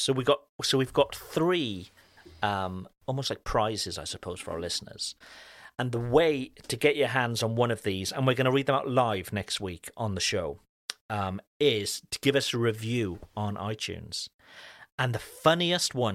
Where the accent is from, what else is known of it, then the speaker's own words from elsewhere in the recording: Cardiff, Wales, United Kingdom; moved away; my hometown back in Wales, uh, in Cardiff